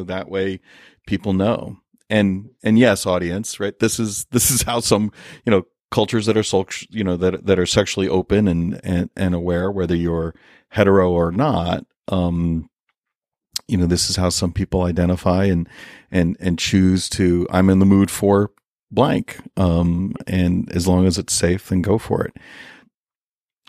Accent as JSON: {"language": "English", "country": "United States", "said": "we as an American people"}